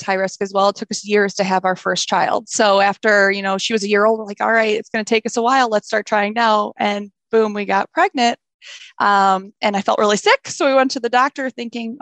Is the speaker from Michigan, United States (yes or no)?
yes; Southeast Michigan, United States; I've been born and raised in Southeast Michigan